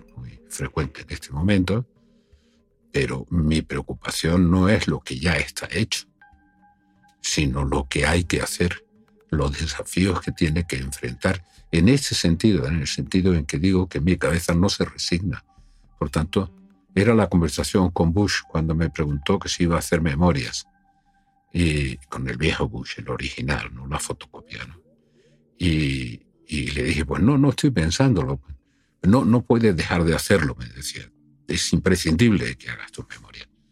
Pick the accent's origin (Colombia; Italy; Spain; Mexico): Spain; soy un español hablando con un alemán